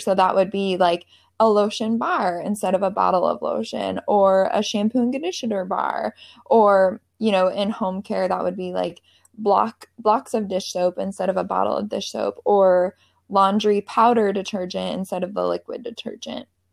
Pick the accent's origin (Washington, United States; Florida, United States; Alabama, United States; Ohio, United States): Washington, United States; Seattle; moved away as an adult; now in Charleston, United States; I'm from the Seattle area.